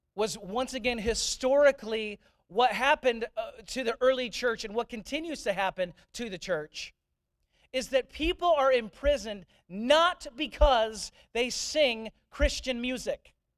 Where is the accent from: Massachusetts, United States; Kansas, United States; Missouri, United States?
Missouri, United States; St. Louis; when I grew up in St. Louis, I grew up in St. Louis